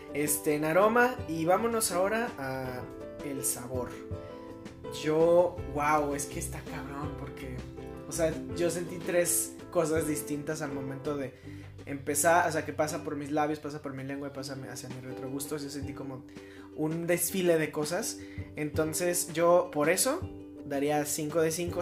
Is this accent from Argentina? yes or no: no; Mexico; como mexicanos